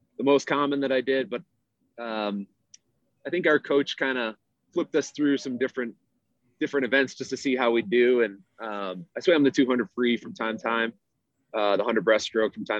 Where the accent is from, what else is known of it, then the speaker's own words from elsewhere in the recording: Homewood, Illinois, United States; moved away as an adult; also born or lived in Denver, Colorado; now in Colorado, United States; I grew up on the south side of Chicago, town called Homewood, about maybe like 30-45 minutes south of the city